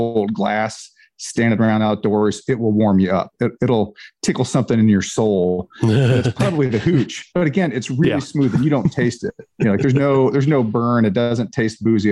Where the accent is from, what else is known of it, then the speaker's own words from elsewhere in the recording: Ohio, United States; now in Georgia, United States; growing up in Ohio, which is much closer to where you all are